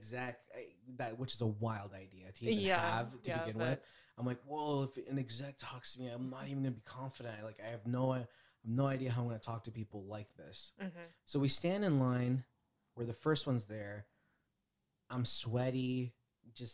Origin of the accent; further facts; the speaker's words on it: Bay Area, California, United States; we're from the Bay Area.